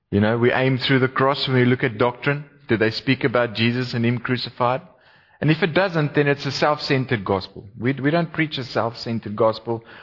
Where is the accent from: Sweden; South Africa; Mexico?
South Africa; Gauteng; now in Cape Town, South Africa; I did my best to make them feel welcome in Cape Town. Because I was also from Gauteng. They used to call me a Vaalie. Took a few years for that to wear off.